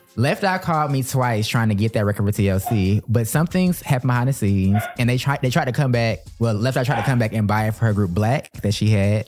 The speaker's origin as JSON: {"language": "English", "town": "Atlanta", "region": "Georgia", "country": "United States", "also_born_or_lived": "Washington, District of Columbia, United States", "moved": "as an adult", "said": "we're both from Atlanta"}